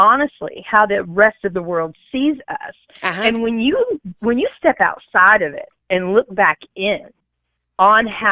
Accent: Texas, United States; growing up in Texas, well, two things about growing up in Texas.

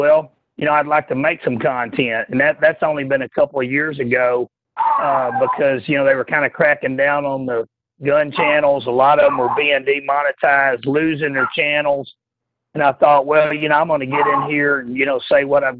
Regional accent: Texas, United States; growing up in Texas

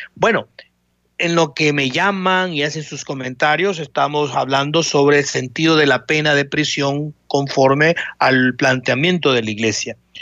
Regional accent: El Salvador; como salvadoreños

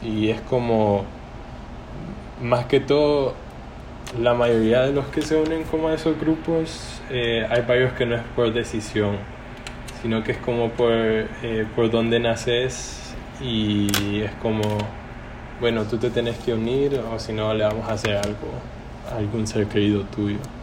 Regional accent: El Salvador; moved away as an adult; also born or lived in China; now in Maine, United States; soy de El Salvador

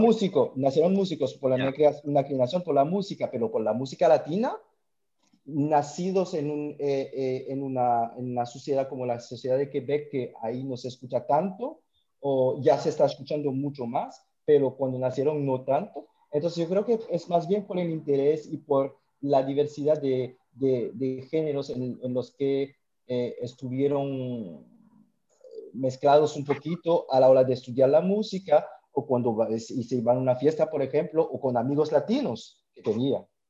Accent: French Guiana; now in Montreal, Canada; Yo soy de la Guayana Francesa, medio cubano, pero la Guayana Francesa

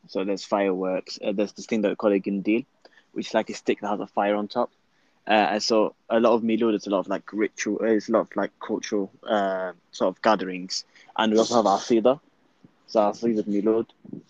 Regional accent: Libya; now in Manchester, United Kingdom; I'm from Libya.

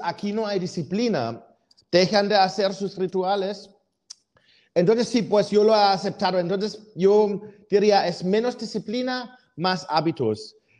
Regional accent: Germany; moved away; siendo alemán

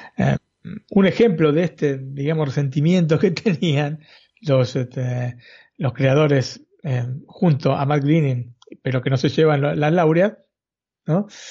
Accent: Argentina; siendo argentino

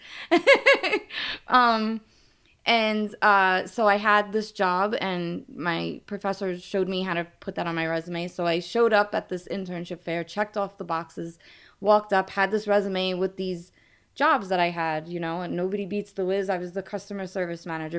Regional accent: New York City, New York, United States; accent: New York; I am from New York. I grew, born and raised in Brooklyn

